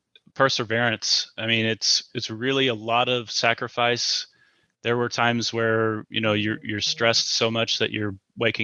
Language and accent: English; the Midwest, the Show Me State, Missouri, United States; we're from the Midwest, a show me state, so we're very frugal. You know, we grew up lower middle class